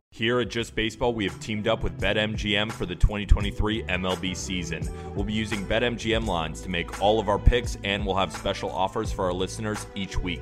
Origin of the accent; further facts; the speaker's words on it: California, United States; I'm from California